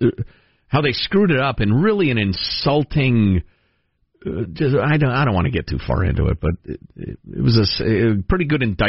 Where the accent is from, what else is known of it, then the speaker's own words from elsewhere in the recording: Ireland; And I'm an Irishman.